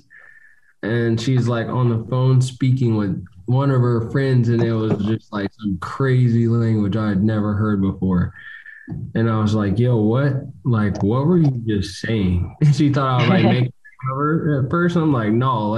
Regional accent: Utah, United States; now in California, United States; growing up in Utah is not diverse

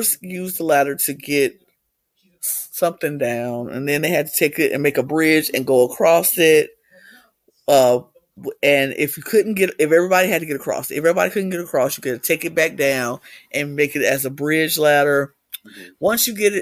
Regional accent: United States; In America, I'm American

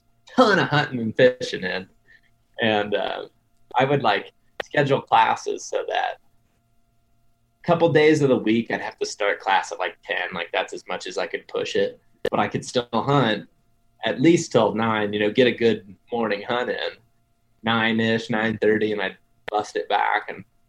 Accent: Ohio, United States; So I grew up in Western Ohio, but I told you guys before we started, my grandparents live in Eastern or Central Ohio.

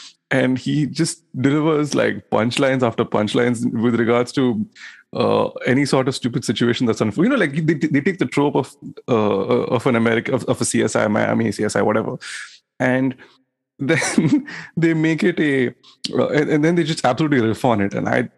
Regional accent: London, United Kingdom; Yes, I am from London.

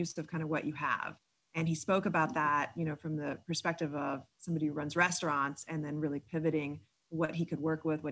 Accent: South Florida, United States; I grew up in South Florida

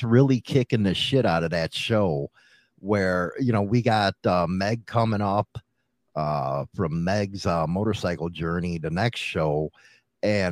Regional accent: United States; as American

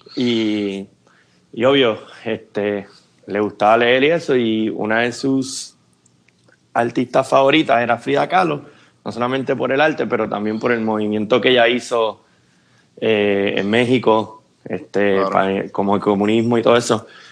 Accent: Puerto Rico; moved away as an adult; now in Atlanta, United States; nacido y criado en Puerto Rico

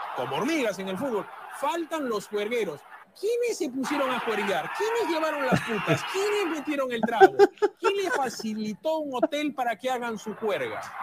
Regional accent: Peru; como yo, como cualquier peruano

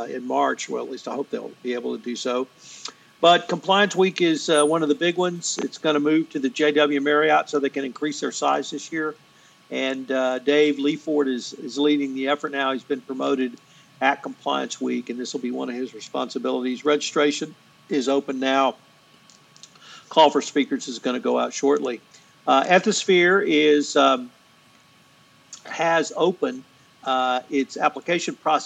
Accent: the South, United States; as a Southerner

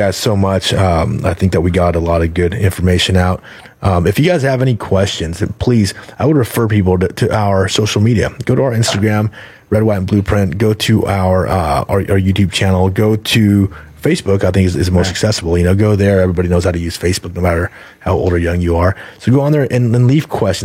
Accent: United States; as an American, a person that was born and raised here

